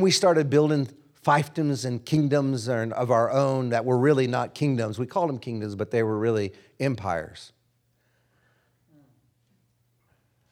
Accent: Oklahoma, United States; moved away; also born or lived in Kansas; I was born in Kansas, but I grew up in Oklahoma

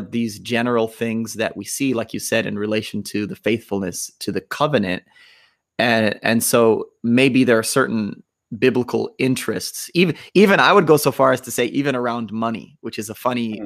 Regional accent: United States; you and I grew up in the United States

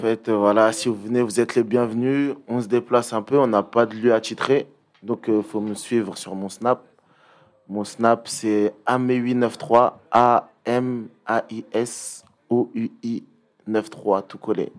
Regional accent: Pierrefitte-sur-Seine, Île-de-France, France; je viens de Perth. 93 380

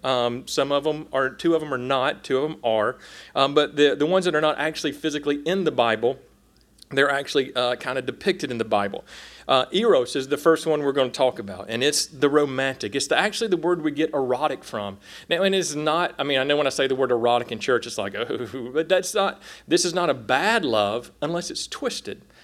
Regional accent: South Carolina, United States; moved away as an adult; now in Oklahoma, United States; I'm a redneck from South Carolina in the mountains

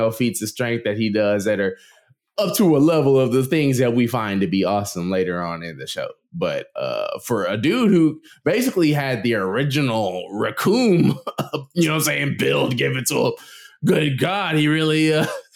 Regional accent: United States; we're American

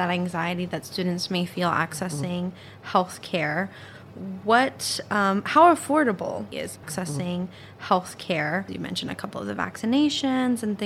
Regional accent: Texas, United States; now in New York, United States; I'm from Texas

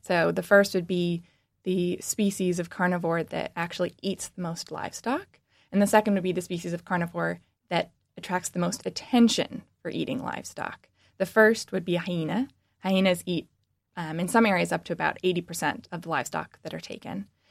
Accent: Washington, United States; moved away as an adult; now in Michigan, United States; I'm actually from the West Coast. I grew up in Washington

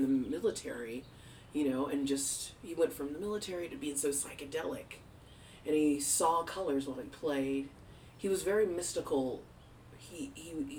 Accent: Arlington, Virginia, United States; I was born in Arlington at Fort Belvoir Army Hospital

